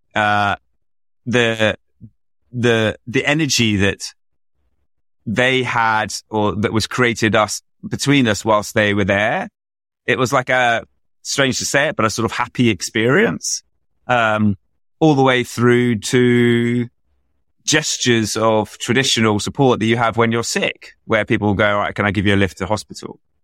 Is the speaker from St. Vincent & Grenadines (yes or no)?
no; London, United Kingdom; I grew up in London, proudly took the tube to school